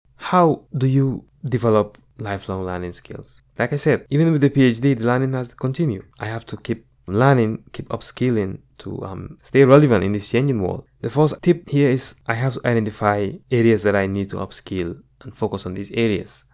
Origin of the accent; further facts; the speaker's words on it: Gambia; moved away as an adult; now in United States; growing up in the Gambia.